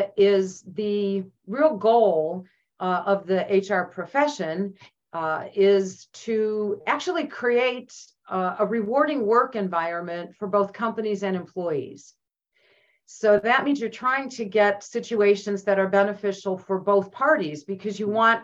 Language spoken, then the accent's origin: English; Cleveland, Ohio, United States; moved away as an adult; now in Omaha, United States; I'm from Northeast Ohio, from Cleveland